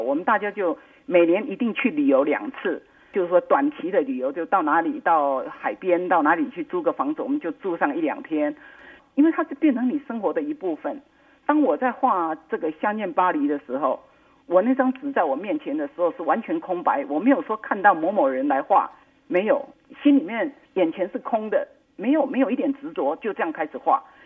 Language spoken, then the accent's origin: Chinese; Taiwan; moved away; 我是台湾人